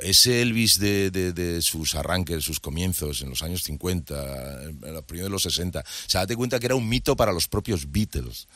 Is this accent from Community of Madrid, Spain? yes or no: yes; Madrid, Community of Madrid, Spain; moved away as an adult; now in Andalusia, Spain; Yo me crié en Madrid